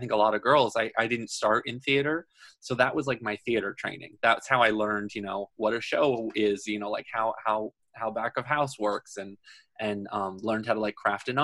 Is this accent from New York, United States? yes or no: yes; Dutchess County, New York, United States; now in New York City, United States; I grew up in Dutchess County